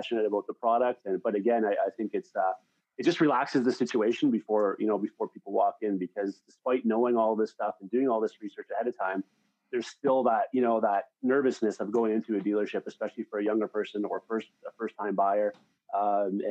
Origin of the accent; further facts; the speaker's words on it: Sault Ste. Marie, Ontario, Canada; also born or lived in Toronto; Canadian, from Northern Ontario, a small community. It's called, the city's called Sault Ste. Marie, between 60 and 70,000 people. Born here, lived down in Toronto for a while, came back home